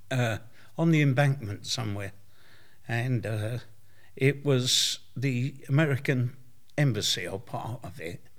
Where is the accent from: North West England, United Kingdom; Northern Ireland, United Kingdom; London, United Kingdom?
London, United Kingdom; also born or lived in Barking; I was born in Stepney. Yeah. And I uh, lived in Barking.